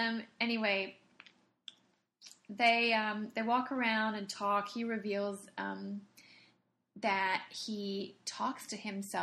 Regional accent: Australia; I'm Australian.

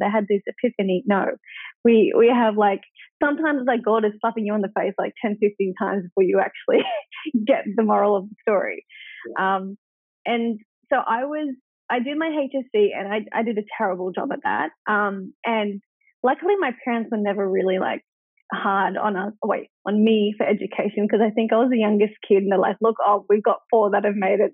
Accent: Wagga Wagga, New South Wales, Australia; I was born in Wagga Wagga, which is four and a half hours away from Melbourne and four and a half from Sydney

